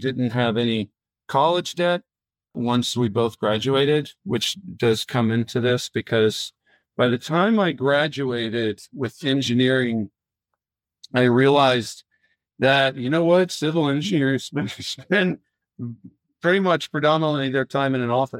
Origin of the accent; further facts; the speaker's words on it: Florida, United States; I'm originally from Florida, kind of right on the coast, the East Coast. And so growing up kind of in a, our house was located outside of the main town in a more rural place